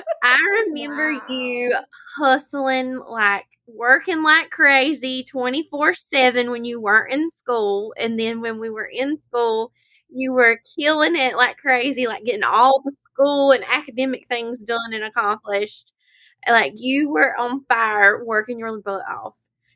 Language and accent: English; Lakeview, South Carolina, United States; She is from my hometown of Lakeview, South Carolina.